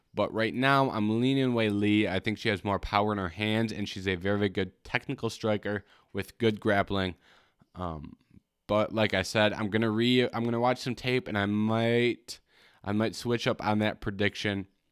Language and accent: English; Michigan, United States; I'm from Michigan.